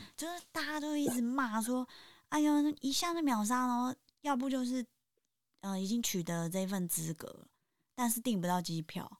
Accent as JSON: {"language": "Chinese", "region": "Taipei", "country": "Taiwan", "tie": "born or raised there", "said": "我自己也是在台北出生长大"}